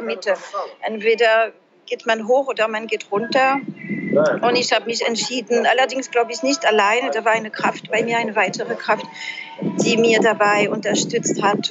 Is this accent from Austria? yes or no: no; France; German is a second language; moved away as an adult; also born or lived in Trier, Germany; now in Germany; Ich bin ja Französin